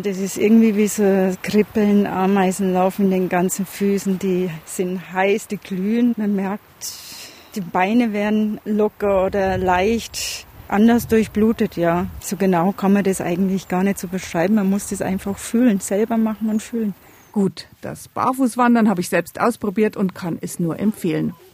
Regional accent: Upper Bavaria, Germany; mir Oberbayern

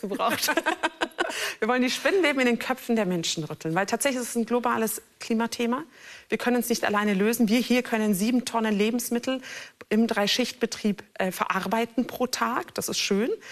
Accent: Turkey; now in Germany; mein Herkunftsland ist Türkei

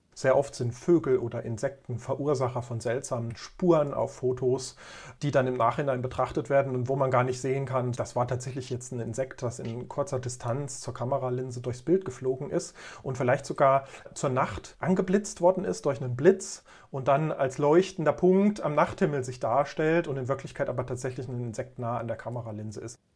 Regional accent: Germany; now in Thuringia, Germany; Ich bin sozusagen ein Kind der DDR. Ich bin also in einem anderen Land aufgewachsen

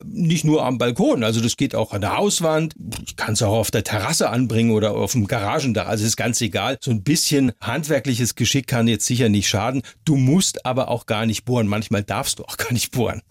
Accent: Heidelberg, Baden-Württemberg, Germany; in Heidelberg zum Beispiel, Baden-Württemberg, meiner Heimatstadt

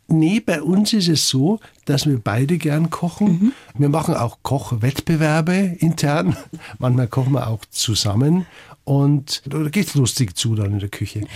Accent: Garmisch-Partenkirchen, Bavaria, Germany; ich bin in Garmisch zur Schule gegangen

